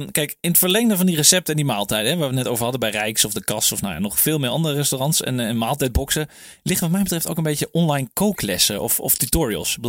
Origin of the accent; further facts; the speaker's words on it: Netherlands; wij als Nederlanders